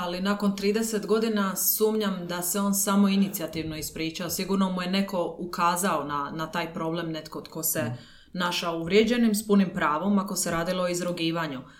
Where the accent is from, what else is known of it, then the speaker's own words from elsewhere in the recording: Dalmatia, Croatia; ja sam iz Dalmacije